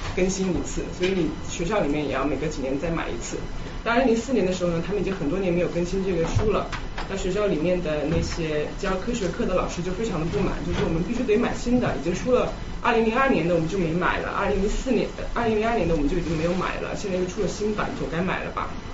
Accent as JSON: {"language": "Chinese", "region": "Chongqing", "country": "China", "tie": "born or raised there", "also_born_or_lived": "Canada", "moved": "as an adult", "said": "我自己呢在，在重庆长大，然后大，高中毕业之后我到加拿大读书"}